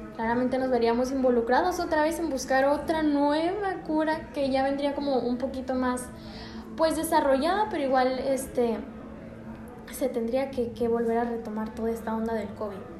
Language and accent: Spanish; Mexico; en nuestra cultura y lo que vienen siendo los mexicanos